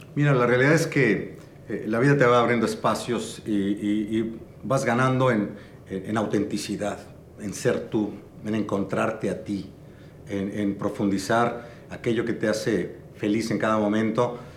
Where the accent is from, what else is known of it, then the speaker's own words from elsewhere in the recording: Mexico City, Mexico; nací en la Ciudad de México, mis padres eran de Tampico, nos tuvieron en la Ciudad de México y bueno, eh, soy, cursé con maristas 12 años, jesuitas 5 años en la Ibero